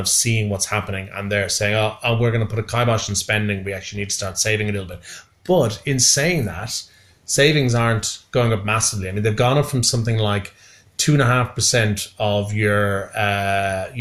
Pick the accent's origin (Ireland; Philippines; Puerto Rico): Ireland; now in Australia; I'm being Irish